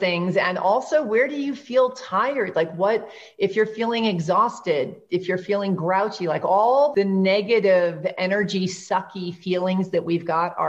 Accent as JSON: {"language": "English", "region": "New York", "country": "United States", "said": "I'm from New York"}